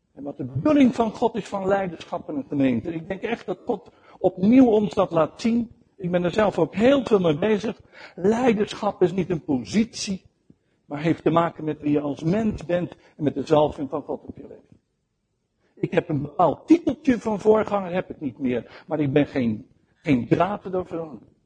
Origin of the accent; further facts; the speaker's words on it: Netherlands; also born or lived in Rotterdam; als Nederlanders